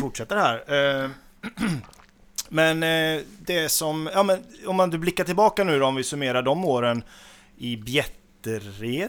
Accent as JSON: {"language": "Swedish", "town": "Nittorp", "region": "Västra Götaland", "country": "Sweden", "tie": "born or raised there", "said": "jag är uppvuxen i Nittorp"}